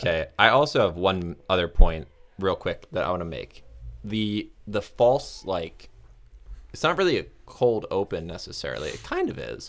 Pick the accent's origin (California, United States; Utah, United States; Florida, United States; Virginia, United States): Florida, United States; also born or lived in north of Chicago; now in Chicago area, United States; I'm from Florida